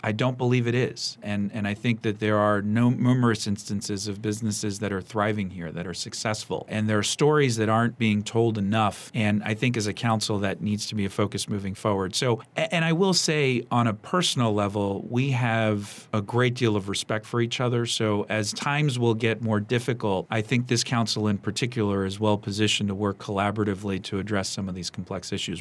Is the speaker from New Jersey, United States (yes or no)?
no; Montgomery County, Maryland, United States; growing up here was such a special place